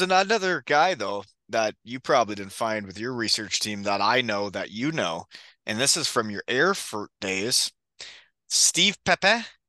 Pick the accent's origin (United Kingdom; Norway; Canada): Canada; 15 minutes from Kitchener, Ontario; 15 minutes from my hometown